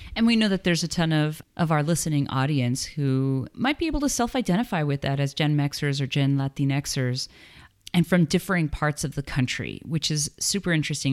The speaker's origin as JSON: {"language": "English", "town": "El Paso", "region": "Texas", "country": "United States", "tie": "born or raised there", "moved": "as an adult", "lives_now": "Las Cruces, United States", "said": "I grew up in El Paso and moved to New Mexico to go to school"}